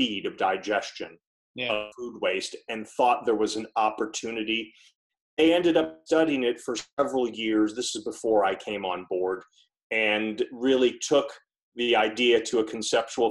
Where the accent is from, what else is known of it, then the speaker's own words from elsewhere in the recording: Pocono Mountains, Pennsylvania, United States; moved away as an adult; also born or lived in West Coast; I grew up in the Pocono Mountains of Pennsylvania, which is a rural section of Northeast